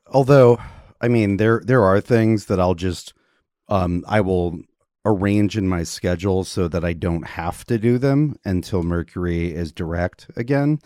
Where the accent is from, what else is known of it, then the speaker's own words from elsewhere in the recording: Georgia, United States; the state of Georgia, where I was born